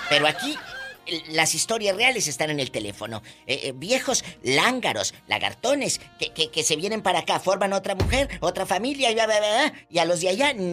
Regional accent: Guadalajara, Jalisco, Mexico; somos de Guadalajara, Jalisco.

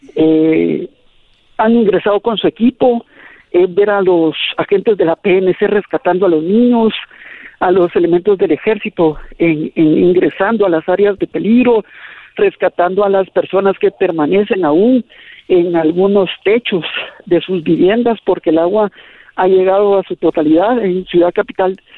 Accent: Guatemala; que estamos viviendo como país

